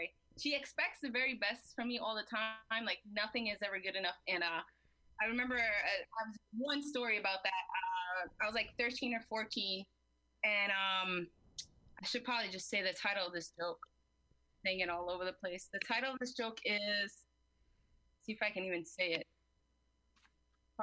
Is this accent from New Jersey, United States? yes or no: yes; New Jersey, United States; accent: Jersey; English is a second language; English is my second language because I learned English and Spanish at the same time, and I'm also from Jersey